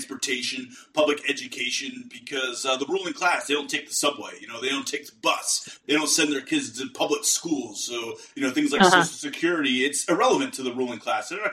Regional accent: Pittsburgh, Pennsylvania, United States; I'm from Pittsburgh, Pennsylvania

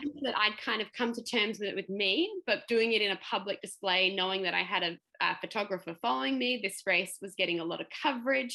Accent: Melbourne, Victoria, Australia; I'm from Melbourne and not used to the Sunshine Coast heat

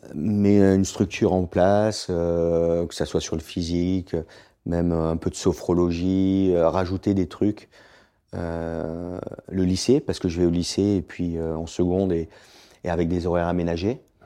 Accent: Southern Alps, Provence-Alpes-Côte d'Azur, France; also born or lived in Boulouris / Florida; j'ai grandi dans les Alpes du Sud

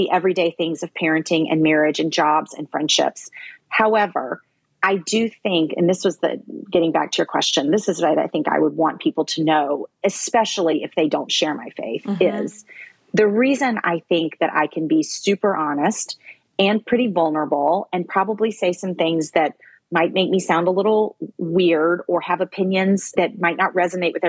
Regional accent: the Bible Belt, United States; now in New York City, United States; I grew up in the Bible Belt, but I live in New York City now.

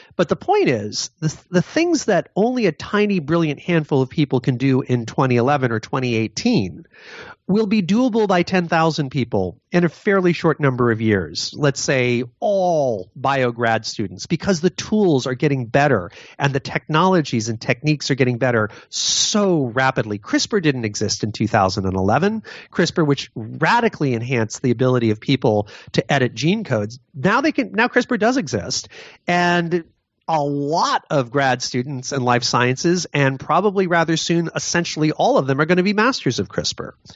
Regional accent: Connecticut, United States; my home state of Newtown, Connecticut

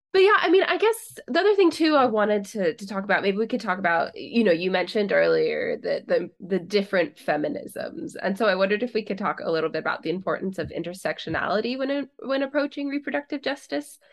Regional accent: California, United States; I'm from California

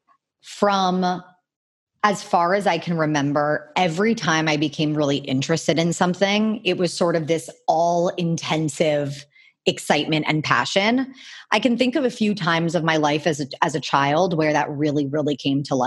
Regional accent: Miami, Florida, United States; I grew up in Miami

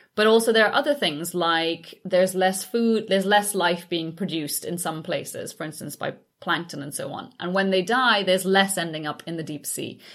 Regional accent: Trinidad & Tobago; moved away; growing up in the Caribbean

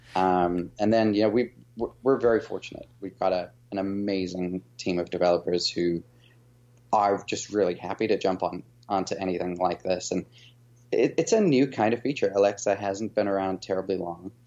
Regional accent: South Africa; moved away as an adult; now in United States; after coming from South Africa. That's my, my background and my, my accent a little bit

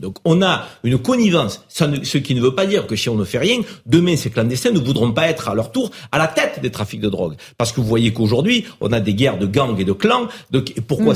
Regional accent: France; also born or lived in Maghreb (family origin); on est français, fiers de l'être

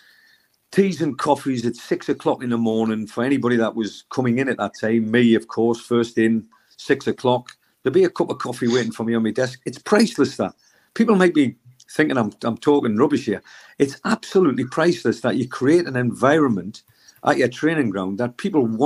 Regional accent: South Shields, North East England, United Kingdom; I was brought up in South Shields

